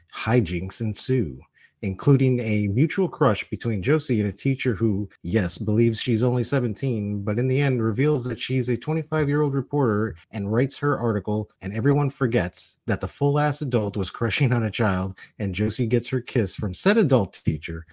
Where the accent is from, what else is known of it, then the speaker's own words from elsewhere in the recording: Miami, Florida, United States; also born or lived in New York; I was born in New York, I was raised in Miami